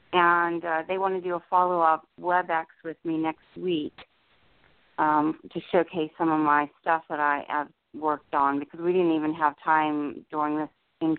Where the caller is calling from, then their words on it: New Jersey, United States; New Jersey.